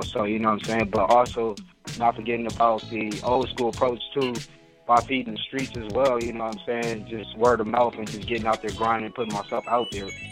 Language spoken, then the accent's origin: English; Inglewood, California, United States; me growing up in Inglewood